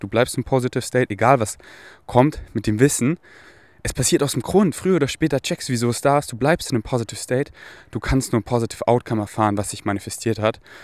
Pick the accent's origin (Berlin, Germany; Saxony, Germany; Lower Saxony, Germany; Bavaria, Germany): Bavaria, Germany; Munich; moved away; Ich bin hier in München, wo ich aufgewachsen bin